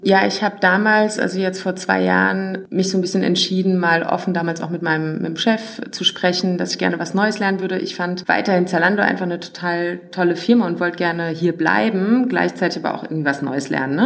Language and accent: German; Worms, Rhineland-Palatinate, Germany; moved away as an adult; also born or lived in Black Forest; now in Berlin, Germany; Ich habe Wurzeln im tiefsten Schwarzwald, bin dann aufgewachsen in der Nähe von Frankfurt in Worms